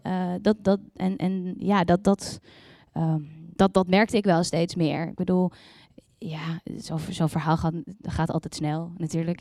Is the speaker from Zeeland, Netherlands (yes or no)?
yes; Yerseke, Zeeland, Netherlands; moved away; ik kom uit het wonderschone Zeeland. Om precies te zijn uit eh, een klein dorpje uh, Ierseke.